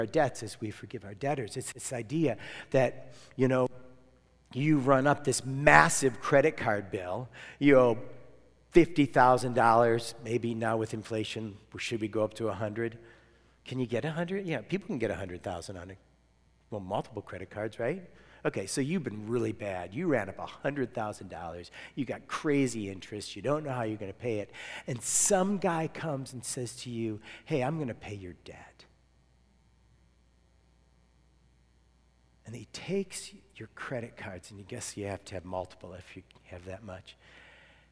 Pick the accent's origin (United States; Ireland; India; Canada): United States; I'm American